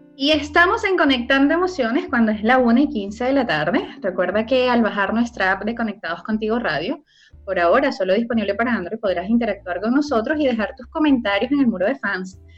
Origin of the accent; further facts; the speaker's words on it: Venezuela; now in Chile; quienes somos de Venezuela